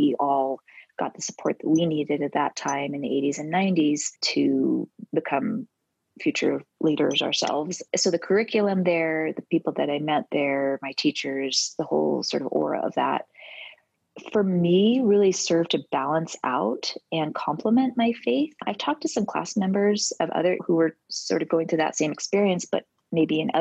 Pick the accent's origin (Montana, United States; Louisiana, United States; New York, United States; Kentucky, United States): New York, United States; New York City; I was born and raised in New York City, right on the Upper West Side